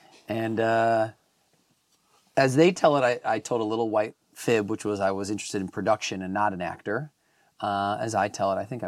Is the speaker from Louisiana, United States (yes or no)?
no; Wisconsin, United States; now in Los Angeles, United States; So, hello … I am, I'm originally from Wisconsin, but I've been out here in Los Angeles for over like almost 15 years now.